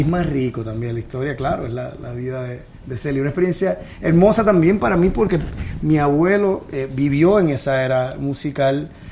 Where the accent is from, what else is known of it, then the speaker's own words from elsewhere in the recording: Puerto Rico; moved away as an adult; also born or lived in New York; now in Miami, United States; me fui de Puerto Rico. Yo estuve 10 años en Nueva York, eh, regresé a Puerto Rico por 5 años